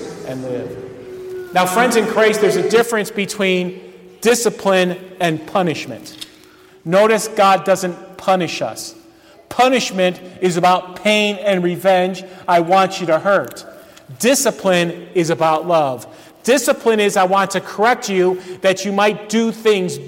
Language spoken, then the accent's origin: English; Euclid, Ohio, United States; I grew up in Euclid, Ohio, and Euclid is right on the shores of Lake Erie